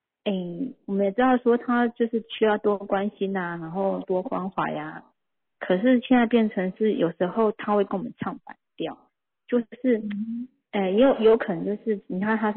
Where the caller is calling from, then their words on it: Kaohsiung, Taiwan; ，然后因为最近在写个案嘛